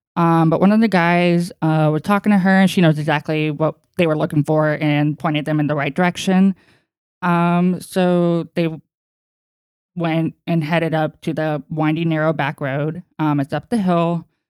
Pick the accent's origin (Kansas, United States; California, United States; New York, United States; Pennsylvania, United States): California, United States; East Bay; we were born and raised in California. Um, we lived in the East Bay, farmland